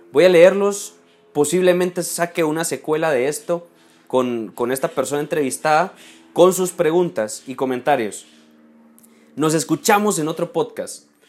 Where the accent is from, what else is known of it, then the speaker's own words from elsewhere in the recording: Guatemala; soy lo que soy, guatemalteco, y, me toca defender Guatemala.